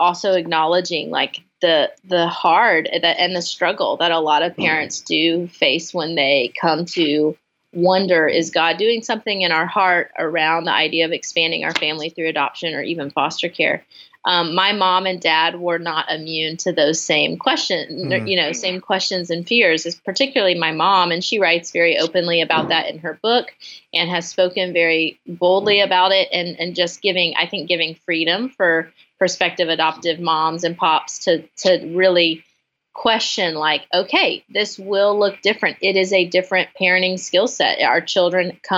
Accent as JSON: {"language": "English", "town": "Franklin", "region": "Tennessee", "country": "United States", "said": "I'm from Franklin, Tennessee, just south of Nashville"}